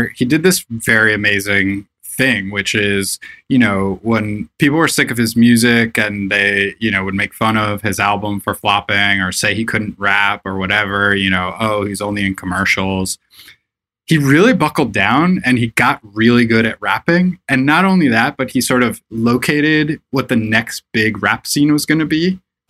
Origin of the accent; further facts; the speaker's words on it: Florida, United States; moved away as an adult; now in New York, United States; So I grew up all around Florida. I went to high school in Orlando, Florida, but I lived all over the state. My family moved around a lot.